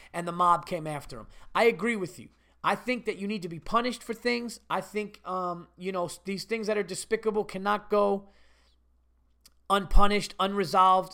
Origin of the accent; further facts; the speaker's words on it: Westchester, New York, United States; I'm from Westchester too